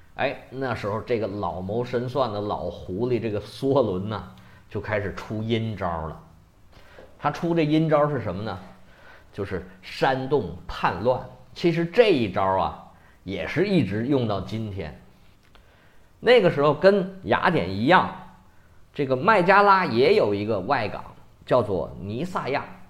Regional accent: China; 虽然咱们中国人都很不喜欢他

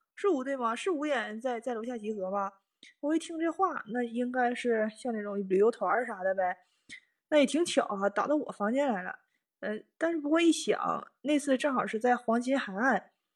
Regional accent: Northeast China, China; moved away as an adult; now in Tokyo, Japan; 我是东北人嘛，冬天和秋天那就特别明显，冷嘛

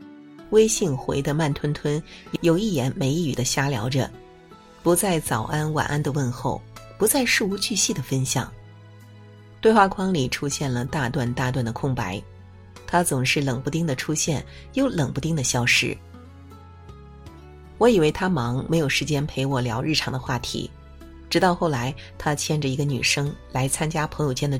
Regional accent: Hunan, China; 我是湖南人，夏夏是成都本地人，我俩都无辣不欢。

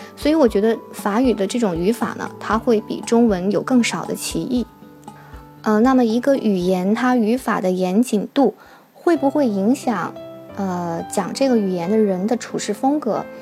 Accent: Harbin, Heilongjiang, China; accent: Taiwanese accent; 我是来自于哈尔滨

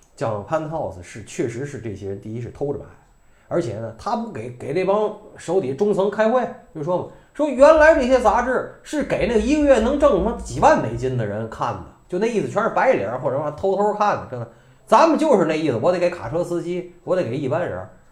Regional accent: China; moved away; also born or lived in Vancouver, Canada; 我们大陆人

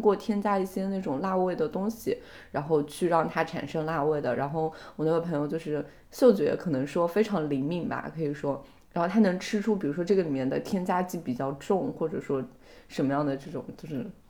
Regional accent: southern China, China; 即便我是一个南方人

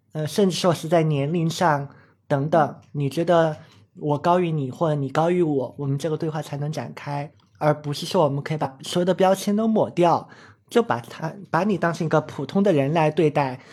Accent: Chongqing, China; moved away as an adult; also born or lived in Beijing; 我小时候是在，在重庆长大的嘛，一直都是念的相对是重点的中学

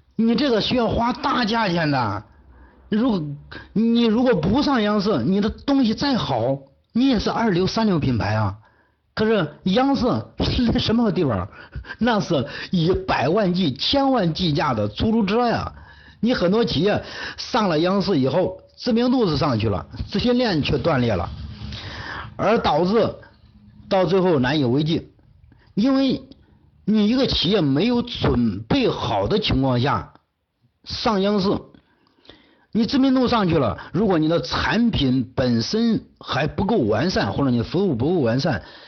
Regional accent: China; 我们中国人

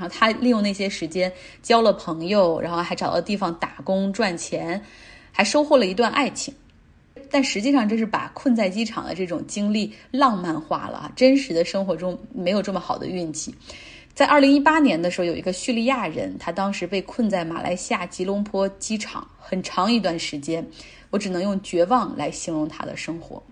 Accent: Zhengzhou, Henan, China; also born or lived in Jiangxi / United Kingdom; now in Guangzhou, China; 我也是来自北方。哎，我出生地是河南郑州。嗯，然后上， 上学的时候呢，在江西上过学，也去过英国。现在是在广州的一家媒体工作

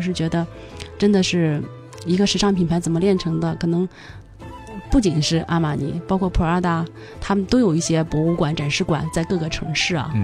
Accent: Beijing, China; 跟咱们北京人好像很相，跟中国人很相似

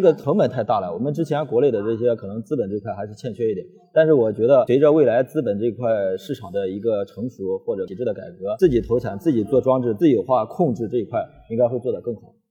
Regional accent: China; 我们中国人

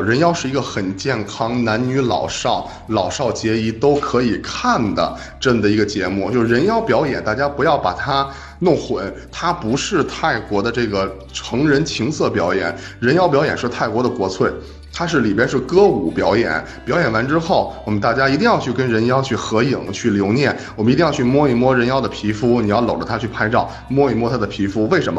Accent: Beijing, China; 因为我是北京人，我是生活在，就是在北方嘛

